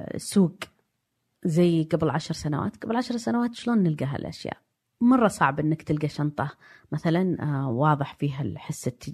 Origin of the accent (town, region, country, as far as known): Saudi Arabia; born or raised there; also born or lived in Diriyah, Saudi Arabia / Jeddah, Saudi Arabia / London, United Kingdom